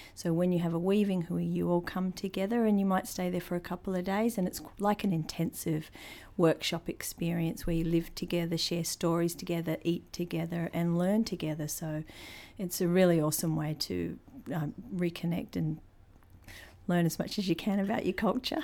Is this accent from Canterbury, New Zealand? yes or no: yes; Christchurch, Canterbury, New Zealand; moved away; also born or lived in Te Kuiti, North Island; I was born in Christchurch, but my tribal affiliations are to the middle of the North Island